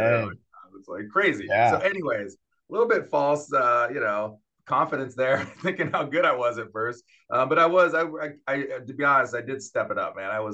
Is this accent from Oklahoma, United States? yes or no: no; Santa Cruz, California, United States; now in Charlotte, United States; I grew up in the West Coast. So I grew up in California, in Santa Cruz, California